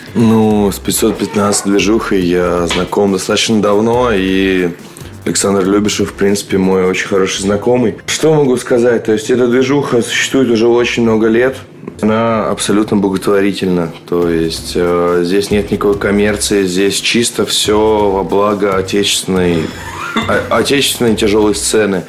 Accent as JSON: {"language": "Russian", "region": "Moscow", "country": "Russia", "said": "я как бы москвич"}